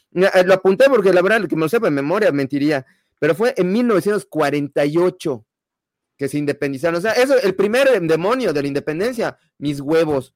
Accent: Mexico; porque soy mexicano

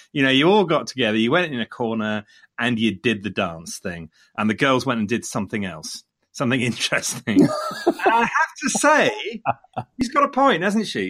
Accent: Leicester, East Midlands, United Kingdom; coming from Leicester, Leicester being my hometown

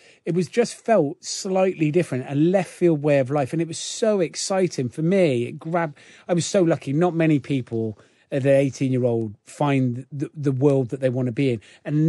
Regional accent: Gloucester, South West England, United Kingdom; I grew up in Gloucester, in the centre of Gloucester, single parent family.

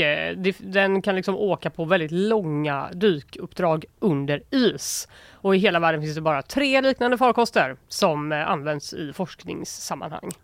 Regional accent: Gothenburg, Västra Götaland, Sweden; jag är från Göteborg

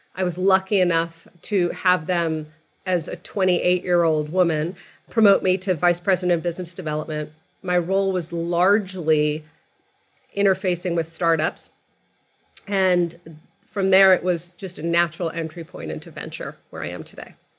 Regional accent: outside of Boston, Massachusetts, United States; moved away as an adult; also born or lived in California; So I grew up outside of Boston. I, like you, I'm a child of Egyptian immigrants to the country.

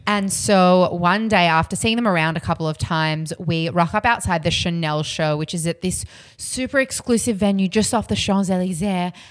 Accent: Australia; I'm Aussie

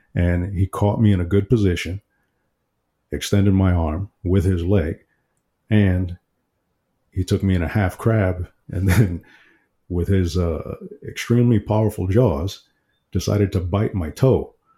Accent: New York City, New York, United States; I'm from Brooklyn, New York.

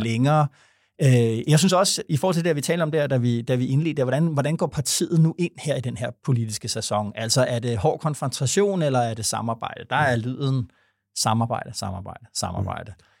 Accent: Vordingborg, Zealand, Denmark; jeg er fra Vordingborg

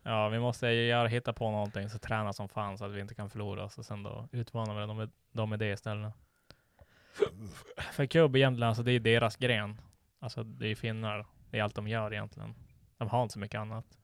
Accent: Sweden; vi är svenskar

